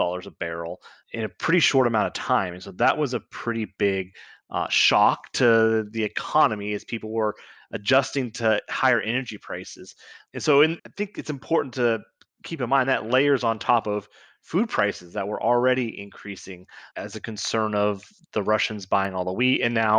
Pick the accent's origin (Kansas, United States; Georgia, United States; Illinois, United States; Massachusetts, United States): Kansas, United States; I grew up with the story of the 1970s, and I grew up in Southeast Kansas, which is unique in this because we grew up 3 or 4 miles away from the state line of Missouri